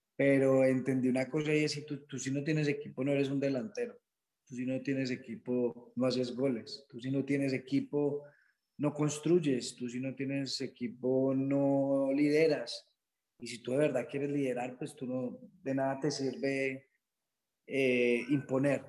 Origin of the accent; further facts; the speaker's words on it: Quindío, Colombia; soy del Quindío, donde pues es una región campesina.